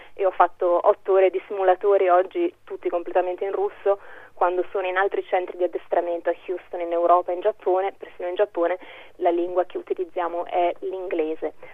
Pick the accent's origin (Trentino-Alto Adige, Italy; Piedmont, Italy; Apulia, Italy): Trentino-Alto Adige, Italy; io sono cresciuta in Trentino